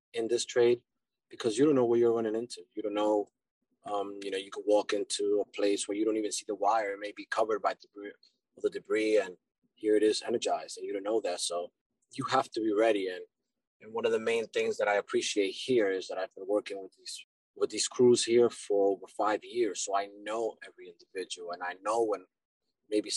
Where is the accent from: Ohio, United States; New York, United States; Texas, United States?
New York, United States; New York City; also born or lived in Dominican Republic; So I was born in New York, but my background, my family comes from Dominican Republic.